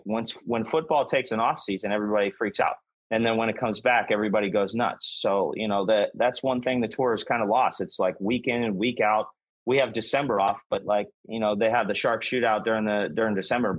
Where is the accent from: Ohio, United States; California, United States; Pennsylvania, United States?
Ohio, United States; Northeastern; I'm a Midwesterner guy, Northeastern Ohio